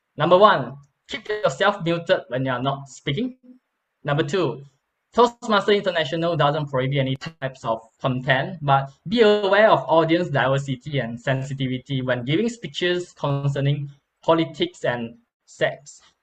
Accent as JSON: {"language": "English", "country": "Malaysia"}